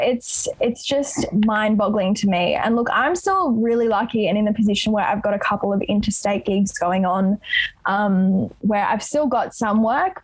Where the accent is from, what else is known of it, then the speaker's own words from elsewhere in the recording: Sydney, New South Wales, Australia; growing up in Roselands, which is super close to Lakemba here um, in Southwest Sydney